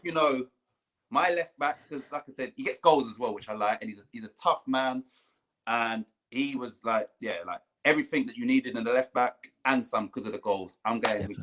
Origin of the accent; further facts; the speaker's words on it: London, United Kingdom; I grew up on Putney Vale State, which is where Wimbledon used to train.